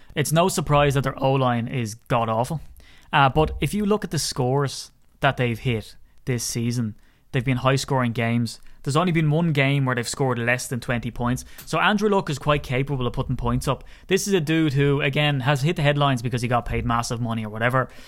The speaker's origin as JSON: {"language": "English", "country": "Ireland", "said": "I'm an Irishman"}